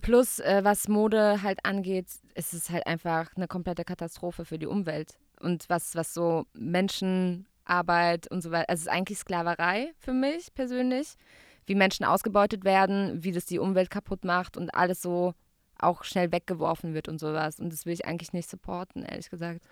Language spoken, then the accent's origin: German; Gaggenau, Baden-Württemberg, Germany; moved away as an adult; now in Berlin, Germany; Ich komme aus Gaggenau, G-Town Represent. Es ist zwischen Karlsruhe und Baden-Baden.